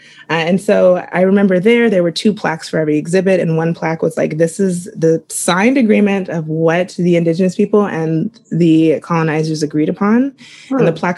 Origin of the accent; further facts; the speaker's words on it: Kansas, United States; I then ended up, obviously growing up in Kansas as a Black woman was like pretty fucking shitty. So, I never felt a connection to that land.